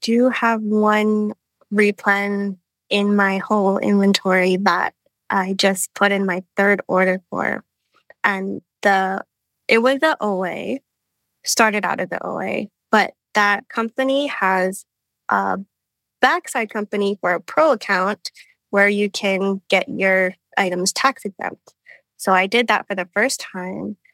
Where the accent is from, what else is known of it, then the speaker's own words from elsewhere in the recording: Hawaii, United States; moved away; I'm from Hawaii